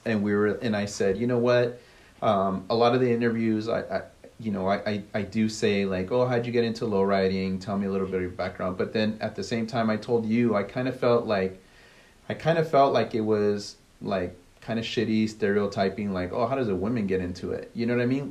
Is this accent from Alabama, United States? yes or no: no; near Pasadena, California, United States; I grew up not too far from Pasadena